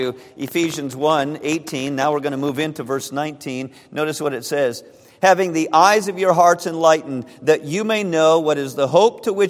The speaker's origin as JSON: {"language": "English", "country": "United States", "said": "as American citizens"}